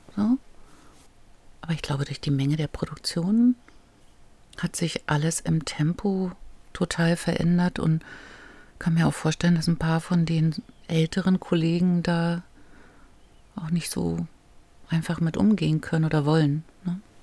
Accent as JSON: {"language": "German", "region": "East Germany", "country": "Germany", "said": "Ich war zu jung und ich war aus dem Osten"}